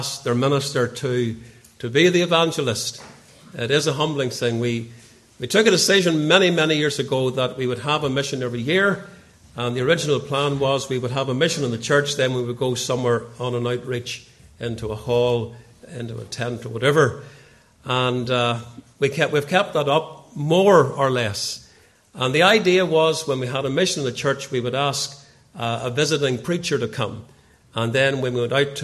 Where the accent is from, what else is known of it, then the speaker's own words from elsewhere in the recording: Portadown, Northern Ireland, United Kingdom; now in Ballymoney, United Kingdom; I grew up in Portadown